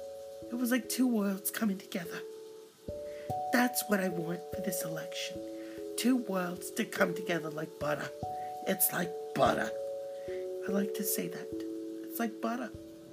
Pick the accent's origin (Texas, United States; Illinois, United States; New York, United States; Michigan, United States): New York, United States; Brooklyn; now in California, United States; He's Californian, and so am I, even though I'm from Brooklyn.